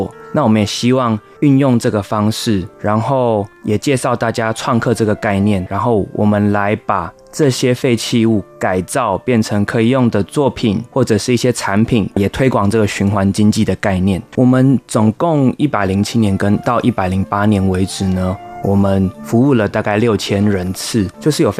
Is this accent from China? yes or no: no; Penghu County, Taiwan; 在澳洲留学之后呢，回来到台湾，然后回到我们的家乡澎湖，就是在澎湖这边执行呃国际艺术交流协会一些业务。